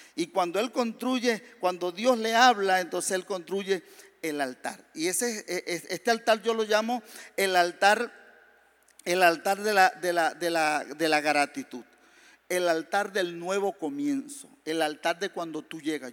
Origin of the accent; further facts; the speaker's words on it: Maracay, Aragua, Venezuela; moved away; also born or lived in San Fernando de Apure, Venezuela; yo soy del sur de Venezuela, San Fernando de Apure. Eh, lo que pasa es que soy de Maracay porque nos trasladaron pequeñitos a la ciudad de Maracay